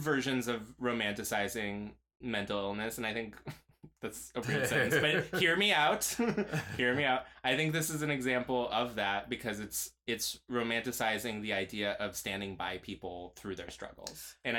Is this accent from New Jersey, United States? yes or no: no; Seattle, Washington, United States; growing up in Seattle